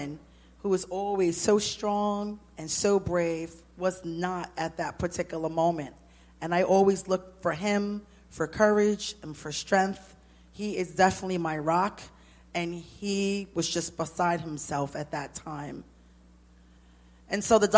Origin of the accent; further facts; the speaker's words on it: New York City, New York, United States; I'm from Brooklyn